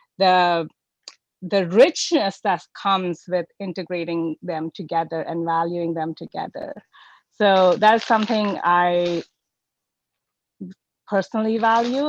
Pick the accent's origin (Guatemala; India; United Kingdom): India; moved away as an adult; also born or lived in United States; now in Vancouver, Canada; I was born in India